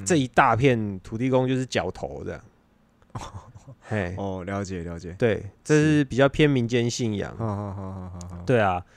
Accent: Taiwan; 普遍我们台湾人相信什么的

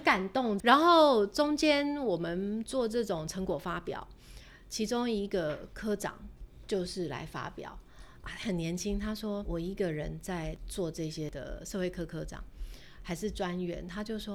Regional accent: Taiwan; 身为台湾人，我们是幸福的

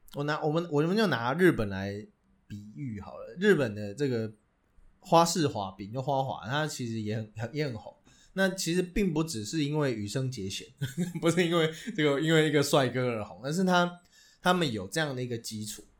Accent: Taiwan; 在我们台湾人眼里看来

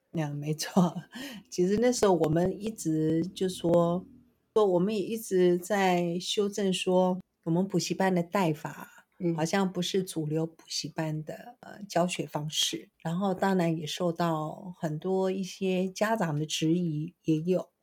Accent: Taiwan; 我们台湾话叫做什么

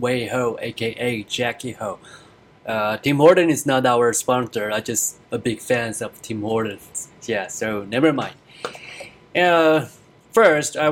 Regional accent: Taiwan; moved away as an adult; now in United States; I'm originally from Taiwan, and I come in here for studies and for work

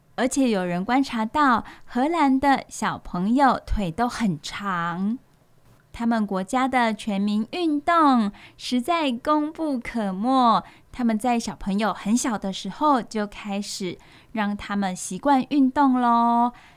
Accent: Taiwan; 我们台湾人

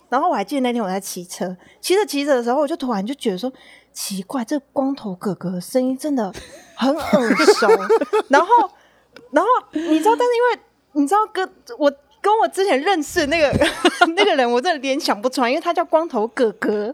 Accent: Taiwan; 我们台湾

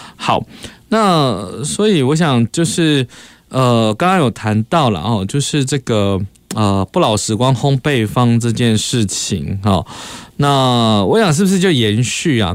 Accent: Kaohsiung, Taiwan; 我们高雄人可能就不知道了哈

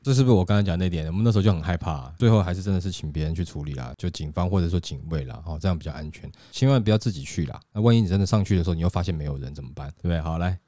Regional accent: Taiwan; 因为台积电毕竟还是我们台湾人的骄傲了

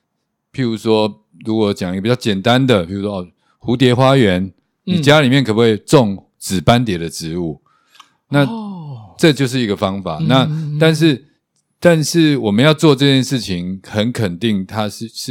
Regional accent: Taiwan; 我们台湾人

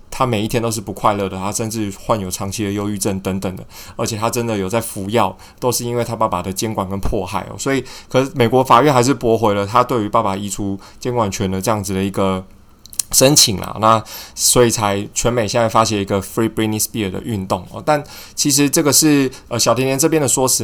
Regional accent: Taiwan; 我们就是土生土长的台湾人

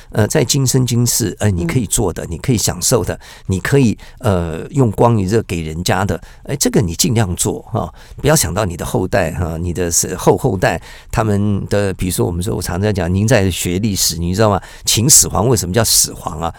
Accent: Taiwan; 我们台湾人

